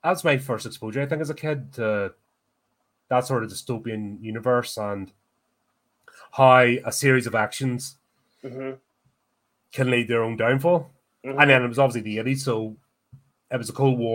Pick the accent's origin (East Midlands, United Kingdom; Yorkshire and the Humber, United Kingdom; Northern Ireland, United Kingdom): Northern Ireland, United Kingdom; Belfast; I grew up in Belfast in the 80s.